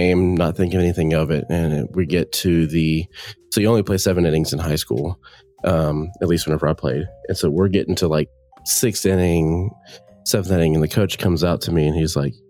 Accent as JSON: {"language": "English", "town": "Nacogdoches", "region": "Texas", "country": "United States", "tie": "born or raised there", "also_born_or_lived": "DeRidder, Louisiana", "said": "I grew up in East Texas in Nacogdoches"}